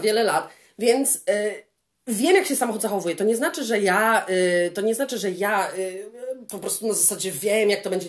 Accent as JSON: {"language": "Polish", "country": "Poland", "moved": "yes", "said": "Jestem z Polski"}